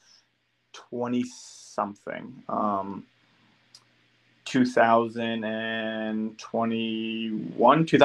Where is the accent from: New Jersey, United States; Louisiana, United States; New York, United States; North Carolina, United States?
New Jersey, United States; I'm from New Jersey